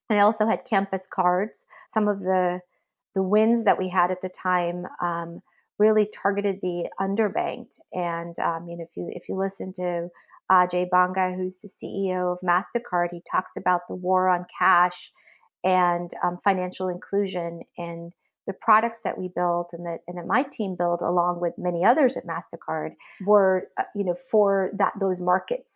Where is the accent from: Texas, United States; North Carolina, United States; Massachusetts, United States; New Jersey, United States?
Massachusetts, United States; Belmont; I grew up in Belmont, Massachusetts